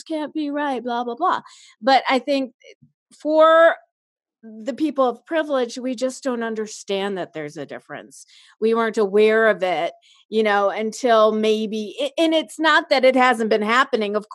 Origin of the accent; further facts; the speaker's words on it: Chicago, Illinois, United States; moved away; also born or lived in Los Angeles; I grew up in Chicago and then I moved